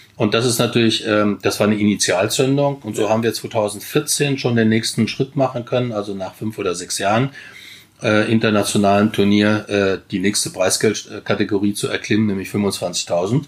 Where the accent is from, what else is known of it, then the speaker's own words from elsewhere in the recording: Wiesbaden, Hesse, Germany; also born or lived in Chile; Ich bin in Grün-Weiß-Biebrich eigentlich groß geworden, als wir nach Wiesbaden kamen